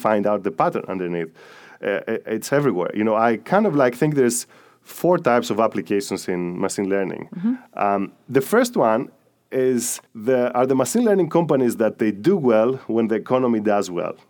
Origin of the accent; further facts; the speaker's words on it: Greece; moved away; I'm from Greece